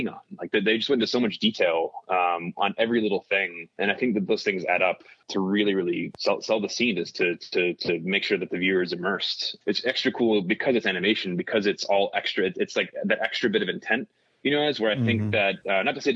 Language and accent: English; United States; as an American